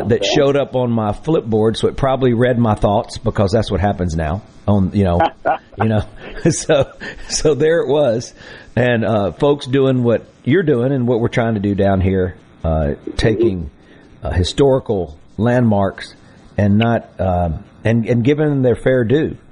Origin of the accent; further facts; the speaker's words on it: Mississippi, United States; my hometown